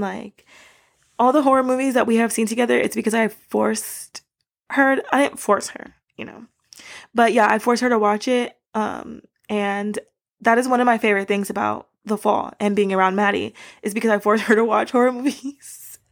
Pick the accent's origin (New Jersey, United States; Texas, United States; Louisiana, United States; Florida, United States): Florida, United States; Miami; moved away as an adult; now in Japan; I grew up in Florida